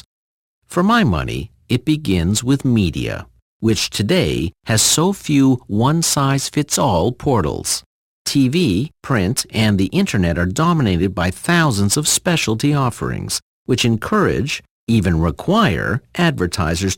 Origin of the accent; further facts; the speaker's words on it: Sudbury, Ontario, Canada; Growing up in Sudbury